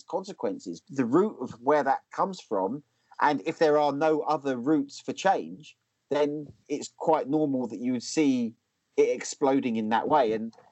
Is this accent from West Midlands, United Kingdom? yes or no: no; Essex, East of England, United Kingdom; now in Lowestoft, United Kingdom; I grew up in Essex